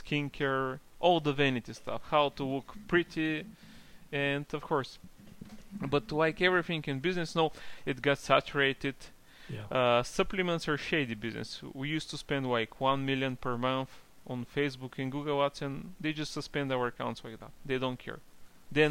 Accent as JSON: {"language": "English", "country": "Bulgaria", "said": "I'm from Bulgaria originally, so I started from Bulgaria"}